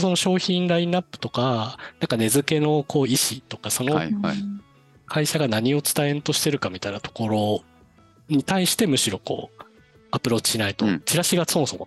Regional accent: Niigata, Japan; 地元にあの長岡造形大学っていう

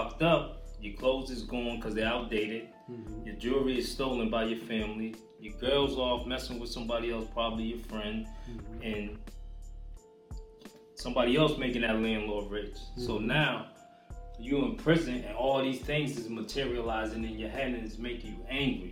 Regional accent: Boston, Massachusetts, United States; I'm from Roxbury

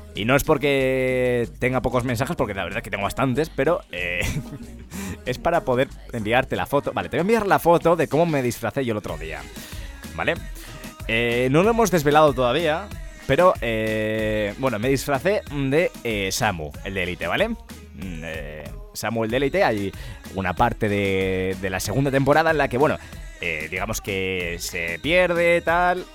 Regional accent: Ávila, Castile and León, Spain; soy de Ávila

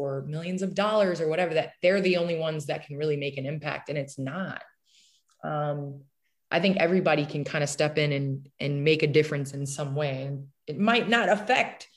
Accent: Naperville, Illinois, United States; moved away; I grew up in the Chicagoland area. I grew up in Naperville

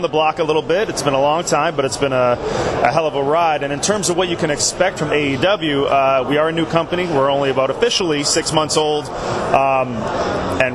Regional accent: Canada; I was originally trained in Canada. I am Canadian

